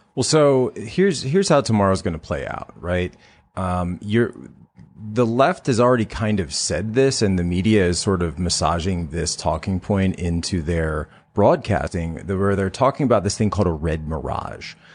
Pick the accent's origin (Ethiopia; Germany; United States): United States; Pennsylvania; Pennsylvania is my home state